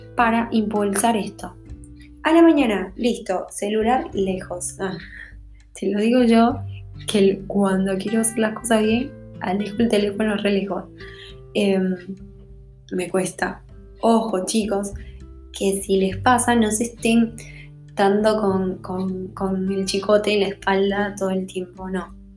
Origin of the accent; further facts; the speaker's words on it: Bolivia; como decimos en Bolivia